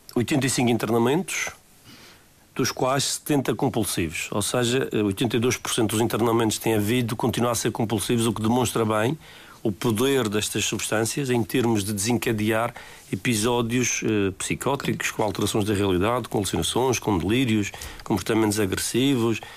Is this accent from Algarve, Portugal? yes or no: no; Madeira, Portugal